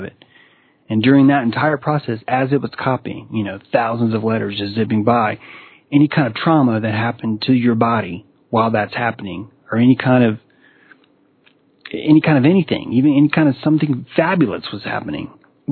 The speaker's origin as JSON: {"language": "English", "town": "Chattanooga", "region": "Tennessee", "country": "United States", "tie": "born or raised there", "moved": "yes", "lives_now": "North Carolina, United States", "said": "I grew up in the South. I grew up in Chattanooga and in Tennessee."}